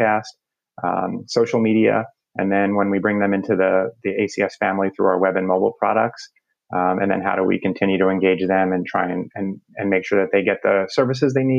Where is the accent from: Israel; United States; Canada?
United States; New Jersey; moved away as an adult; also born or lived in New York; now in Atlanta, United States; I grew up in North Jersey, so maybe right outside the city.